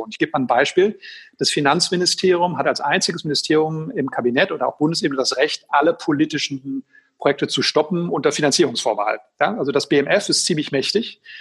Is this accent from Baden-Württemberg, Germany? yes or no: no; Schwerte, North Rhine-Westphalia, Germany; in Essen und in Schwerte, meine Heimatstadt